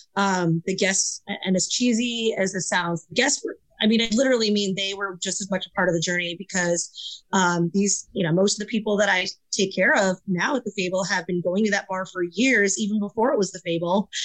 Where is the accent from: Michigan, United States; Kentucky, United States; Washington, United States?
Michigan, United States; moved away; my very first service industry job was at a Wendy's outside of the city that I grew up in in Michigan